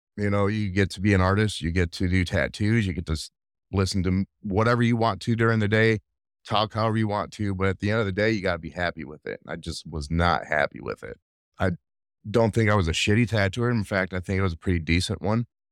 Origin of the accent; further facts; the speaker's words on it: Rockford, Illinois, United States; I grew up in Northern Illinois, Rockville, Illinois, to be specific